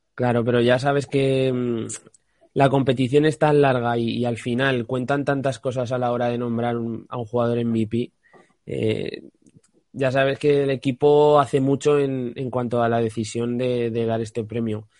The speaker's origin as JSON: {"language": "Spanish", "country": "Spain", "said": "como español"}